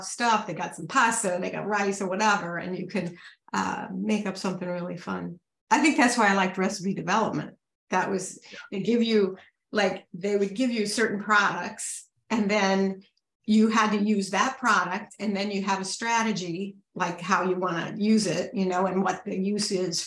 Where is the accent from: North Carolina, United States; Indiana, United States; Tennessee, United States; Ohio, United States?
Ohio, United States; moved away as an adult; now in New York, United States; I grew up in Ohio. I moved to New York in long time ago, 77